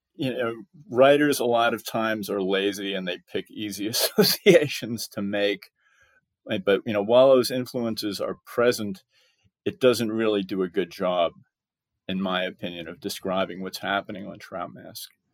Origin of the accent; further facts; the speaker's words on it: Bellport, New York, United States; moved away as an adult; now in Texas, United States; I grew up on Long Island, you know, South Shore, Long Island